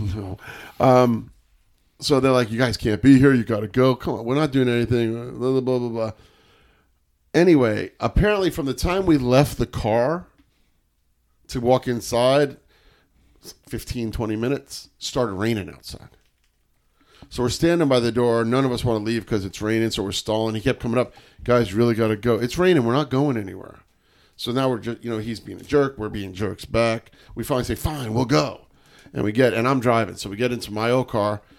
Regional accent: New York, United States; I'm a New Yorker

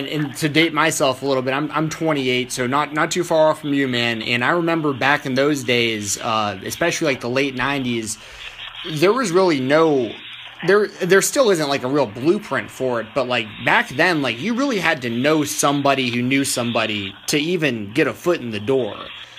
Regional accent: Atlanta, Georgia, United States; I grew up in Atlanta, Georgia

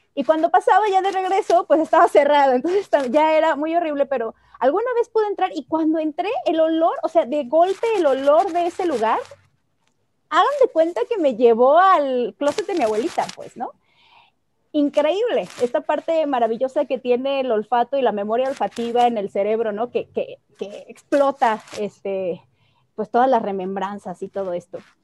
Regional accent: Mexico; first language Spanish; nosotras tres nacimos en México sin una decisión propia

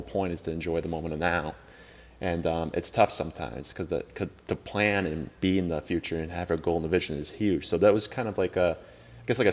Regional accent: Wakefield, Massachusetts, United States; moved away as an adult; now in Arizona, United States; from Wakefield, Massachusetts, town 20 minutes north of Boston, Massachusetts.

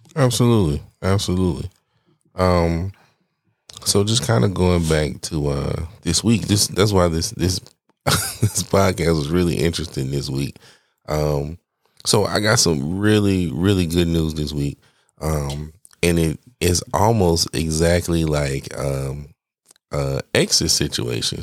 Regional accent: Atlanta, Georgia, United States; I'm from Atlanta

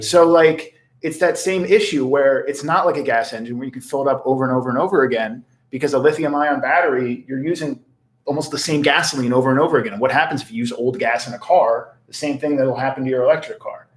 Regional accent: United States; accent: a little bit of Philly, a little bit of South Jersey, a little bit of North Jersey Jew; I have a little bit of Philly, a little bit of South Jersey, and just a little bit of North Jersey Jew

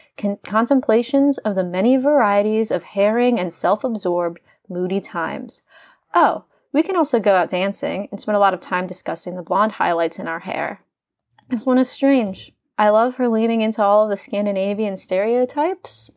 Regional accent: Indiana, United States; sitting at a bar in my hometown in Indiana

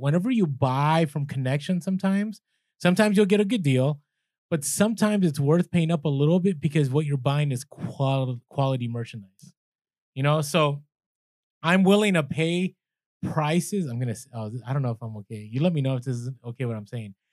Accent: San Francisco, California, United States; I grew up in San Fran

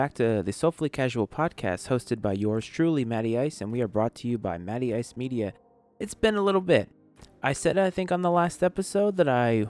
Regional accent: Bristol, Rhode Island, United States; moved away as an adult; also born or lived in Virginia; now in Washington, D.C. area, United States; I'm originally from the New England area. I was born and raised in Bristol, Rhode Island. I've moved to Virginia when I went to school at Virginia Tech, and I ended up in the DC area very shortly after graduating from college

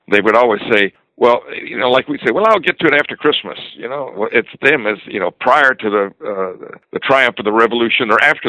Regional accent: Florida, United States; I grew up in Florida

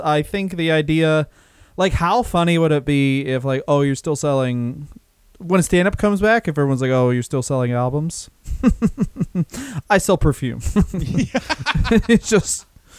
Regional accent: Texas, United States; I'm from Texas.

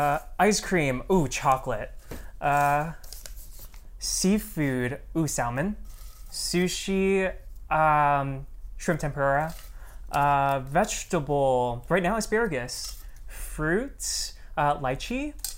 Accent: California, United States; born there; also born or lived in Florida; I was born in California, and then I moved around a lot throughout the U.S., and then most recently I lived in Florida

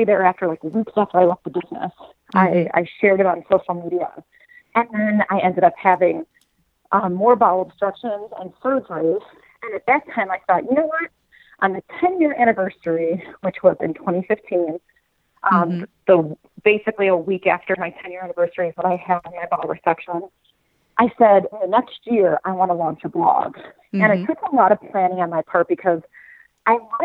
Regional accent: Chicago, Illinois, United States; moved away as an adult; also born or lived in Springfield, Illinois / St. Louis; I'm from Chicago, so that's about 3 hours from where I grew up.

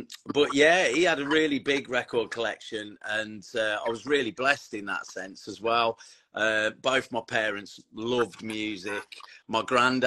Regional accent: Tamworth, West Midlands, United Kingdom; I grew up in the Tamworth area

